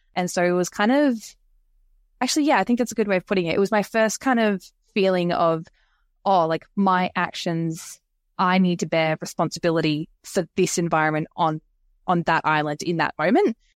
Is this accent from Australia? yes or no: yes; Queensland, Australia; moved away; I'm originally from Queensland, over on the east coast of Australia